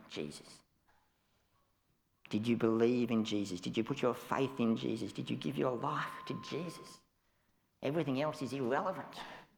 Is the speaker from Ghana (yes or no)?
no; Australia; I'm an Australian